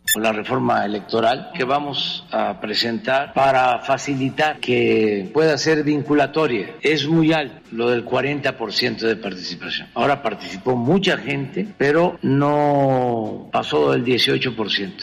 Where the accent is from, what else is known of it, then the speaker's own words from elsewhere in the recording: Tepetitán, Tabasco, Mexico; moved away; en mi pueblo, en Tepetitán